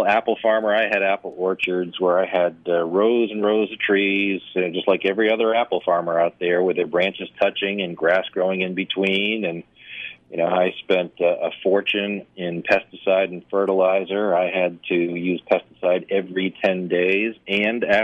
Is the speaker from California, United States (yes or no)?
no; New Hampshire, United States; moved away; also born or lived in Florida; I grew up in New Hampshire